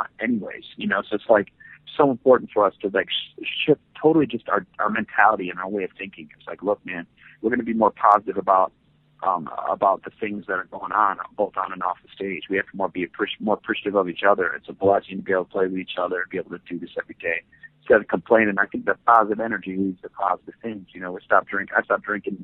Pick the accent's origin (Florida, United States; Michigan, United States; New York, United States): Michigan, United States; Muskegon; moved away; Muskegon, Michigan is the city where I grew up